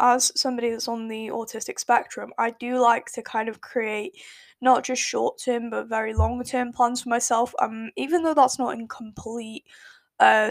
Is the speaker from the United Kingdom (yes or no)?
yes; United Kingdom; accent: British; my lovely British accent. I won't really say it's a British accent